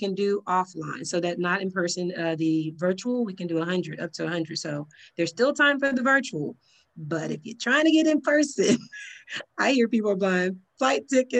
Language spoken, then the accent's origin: English; Texas, United States; apparently, I'm talking loud because I'm from Texas.